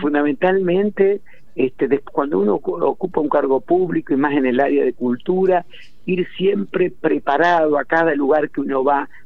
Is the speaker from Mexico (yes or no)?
no; Larroque, Entre Ríos, Argentina; yo nací en la Roque, pero a los tres días mi mamá y mi papá me llevaron este al campo donde iba a vivir yo mis primeros 15 años